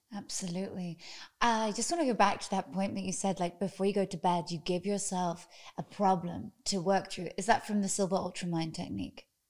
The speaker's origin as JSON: {"language": "English", "country": "United Kingdom", "moved": "yes", "lives_now": "United States", "said": "I've only just become American. I'm British"}